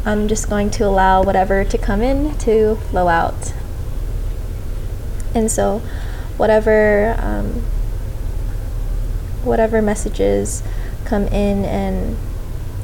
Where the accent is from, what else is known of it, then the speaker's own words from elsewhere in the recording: Las Vegas, Nevada, United States; I've grown up in Vegas. I've been here most of my life